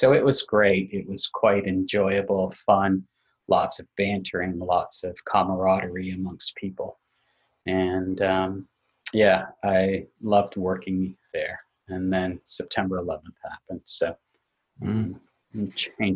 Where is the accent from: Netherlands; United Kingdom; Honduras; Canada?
Canada; moved away as an adult; also born or lived in New Jersey; I'm a Canadian and I was working down in New York